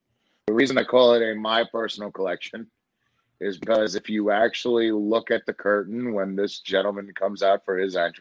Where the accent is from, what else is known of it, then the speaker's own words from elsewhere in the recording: New York, United States; growing up in New York, I went to a lot of the Garden cards